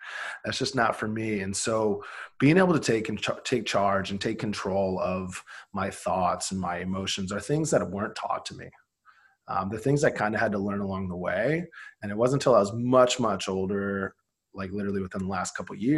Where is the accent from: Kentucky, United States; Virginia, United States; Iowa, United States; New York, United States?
Iowa, United States; Grew up super poor in Iowa